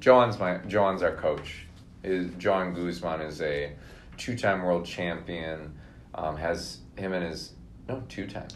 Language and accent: English; Minnesota, United States; born in Minnesota, grew up there, um, went to college in Minnesota